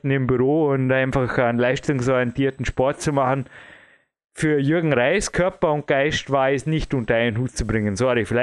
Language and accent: German; Austria; ich kann nur als Österreicher